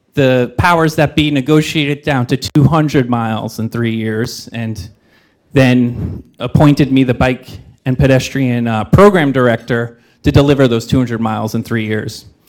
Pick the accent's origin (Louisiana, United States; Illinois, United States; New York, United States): New York, United States; New York area, United States; moved away as an adult; now in Oakland, United States; grew up in the New York area